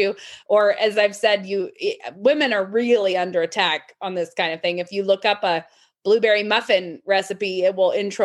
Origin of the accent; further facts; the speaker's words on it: Moscow, Idaho, United States; I live in Moscow, Idaho. I was born in Moscow, Idaho. And I think I probably live the furthest I've ever lived away from where I was born right now, which is like 5 miles away from where I was born